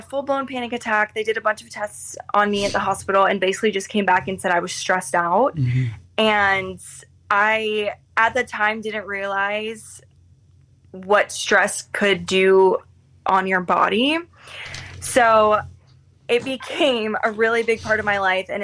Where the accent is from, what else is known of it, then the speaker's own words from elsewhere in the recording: Florida, United States; moved away as an adult; now in Chicago, United States; I'm originally from Florida, but moved to Chicago for the job